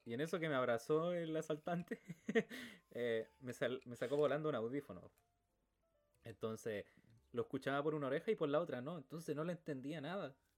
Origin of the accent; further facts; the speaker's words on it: Quillota, Valparaíso, Chile; acá en Quillota